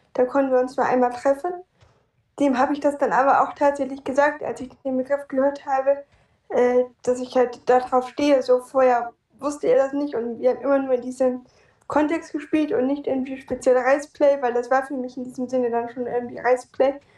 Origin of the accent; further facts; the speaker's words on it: Hamburg, Germany; ich komme aus Hamburg